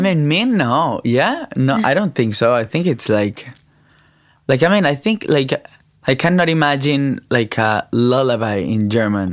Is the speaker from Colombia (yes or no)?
yes; Colombia; I'm from Colombia.